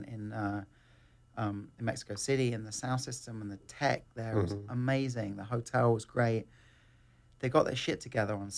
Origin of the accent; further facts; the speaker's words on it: England, United Kingdom; moved away; I come from England